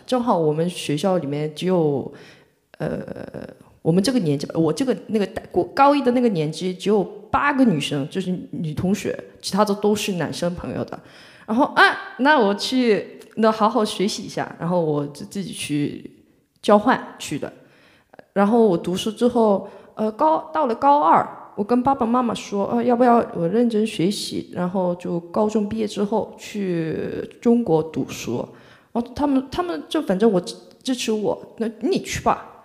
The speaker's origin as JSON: {"language": "Chinese", "town": "Mokpo", "region": "South Jeolla", "country": "South Korea", "second_language": "Chinese", "moved": "as an adult", "lives_now": "Shanghai, China", "said": "我是来自全罗南道的一个一个人，全罗南道的木浦市，呃，属于中国的三四四线城市吧，就是很，对，三四线城市"}